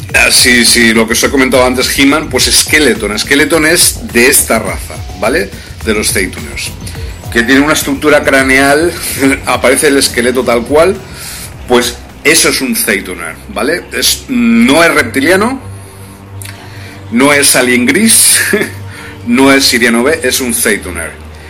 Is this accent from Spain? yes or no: yes; Spain; en España, donde yo me encuentro ahora, en mi país de origen